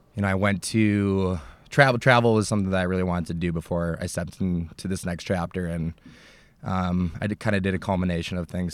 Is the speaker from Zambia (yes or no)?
no; United States; I'm this American